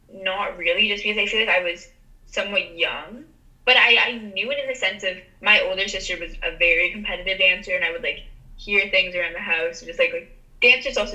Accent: Toronto, Ontario, Canada; Yeah, I think just growing up in a big city altogether, I it's like a very big deal.

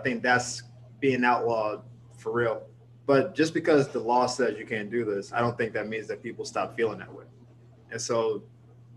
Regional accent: North Florida, United States; I'm from like North Florida

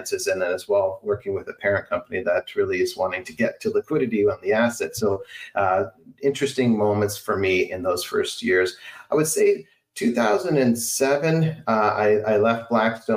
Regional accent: southwestern Ontario, Canada; moved away; Originally born and raised in Canada, in Ontario, in a small town in southwestern Ontario.

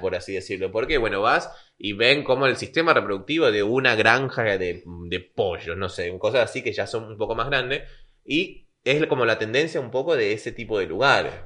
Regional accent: Caracas, Capital District, Venezuela; also born or lived in Lima / Buenos Aires; now in La Plata, Argentina; Yo viví en Caracas, Venezuela, que es donde nací

